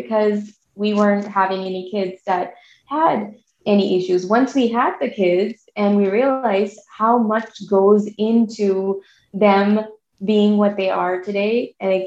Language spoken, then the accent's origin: English; Pakistan; now in United States; I come from Pakistan